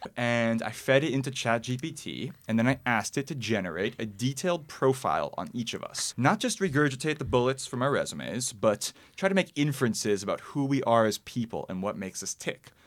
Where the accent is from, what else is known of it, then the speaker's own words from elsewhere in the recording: New York City, New York, United States; I'm from the Upper West Side